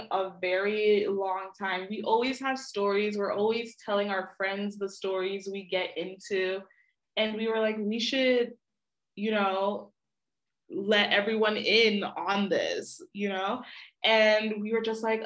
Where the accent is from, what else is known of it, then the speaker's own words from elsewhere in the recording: Florida, United States; moved away as an adult; now in Madrid, Spain; we're from Florida